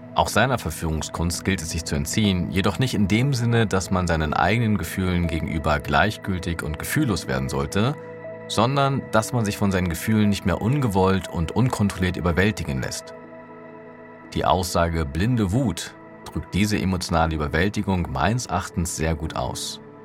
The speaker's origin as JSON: {"language": "German", "region": "Berlin", "country": "Germany", "said": "Für mich als Berliner, der es gewohnt war, mit Bus und Bahn überall und jederzeit unabhängig und mobil zu sein"}